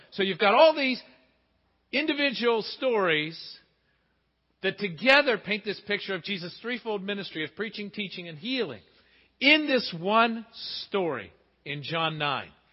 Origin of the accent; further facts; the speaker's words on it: Pittsburgh, Pennsylvania, United States; growing up in Pittsburgh